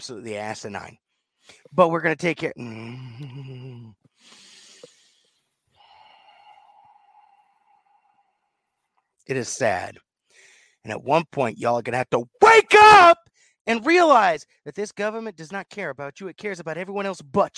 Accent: the South, United States; accent: southern; My southern accent came out.

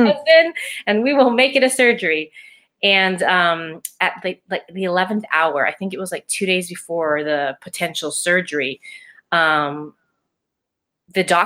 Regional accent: Hawaii, United States; I am from Hawaii

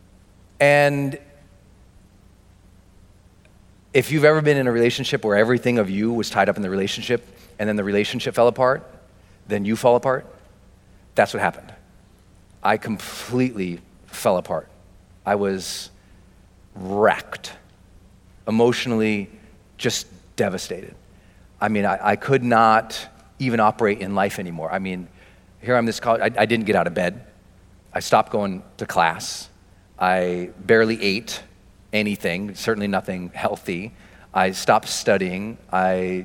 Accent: Montana, United States; I'm from Montana.

